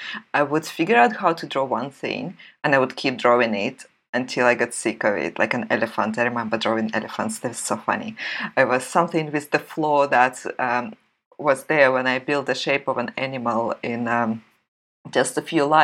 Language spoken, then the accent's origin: English; Russia; moved away as an adult; also born or lived in St. Petersburg, Russia; I grew up in the Soviet Union